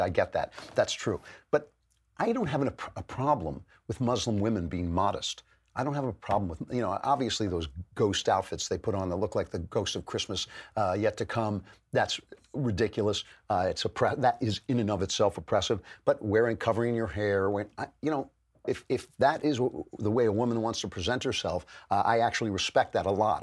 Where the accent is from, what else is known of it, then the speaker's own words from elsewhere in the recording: United States; I'm an American all the way